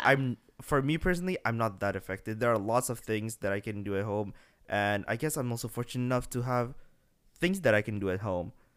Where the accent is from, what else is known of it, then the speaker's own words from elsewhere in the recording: Bekasi, West Java, Indonesia; now in Singapore; I'm from Bekasi, which is a very small city right next to Jakarta